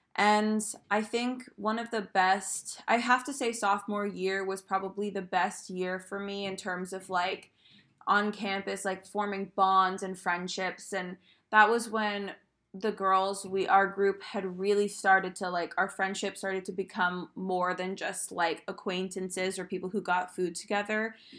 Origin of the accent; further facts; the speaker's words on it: Maine, United States; moved away as an adult; I'm from Maine and I could have easily stayed in Maine